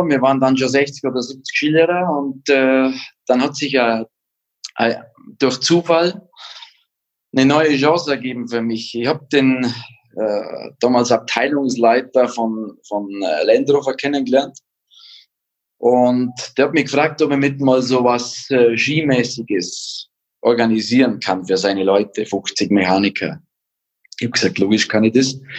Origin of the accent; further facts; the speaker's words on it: Bavaria, Germany; ich bin in den Bergen aufgewachsen, habe die Skipiste vor der Haustür und bin immer Ski gefahren